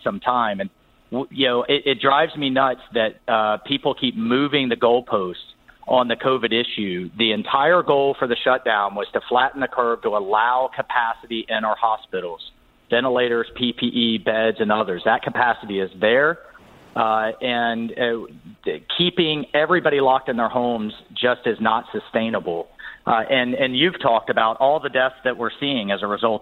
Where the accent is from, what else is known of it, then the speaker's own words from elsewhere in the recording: Jacksonville, Florida, United States; my hometown, which is a fantastic place to have this convention